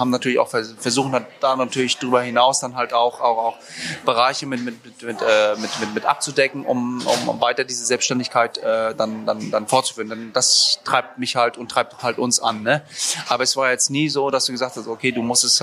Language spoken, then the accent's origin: German; Rostock, Mecklenburg-Vorpommern, Germany; Also ich bin äh, in Rostock aufgewachsen und äh, bin, äh, bin, bin, bin äh, wohnhaft im Norden